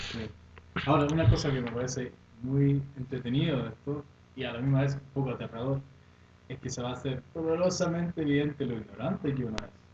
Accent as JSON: {"language": "Spanish", "country": "Sweden", "tie": "born or raised there", "second_language": "Spanish", "moved": "yes", "lives_now": "Chile", "said": "Suecia me crié allá, soy sueco"}